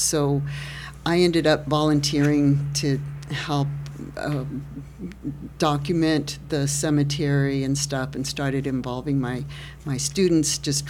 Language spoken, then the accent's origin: English; Austin, Texas, United States; born there; now in San Marcos, United States; I was not, did not have the pleasure of being born here. I was born in Austin, traveled and lived in many different places, and came to San Marcos in 2000.